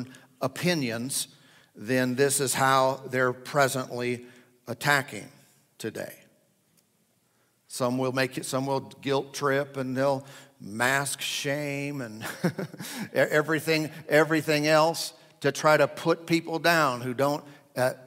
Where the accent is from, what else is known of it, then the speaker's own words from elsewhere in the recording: United States; as American citizens